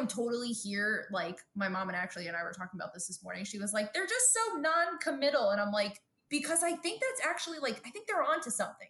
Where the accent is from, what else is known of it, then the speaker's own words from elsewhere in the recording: Brooklyn, New York, United States; because I also think growing up in Brooklyn, we really didn't like know that many lesbians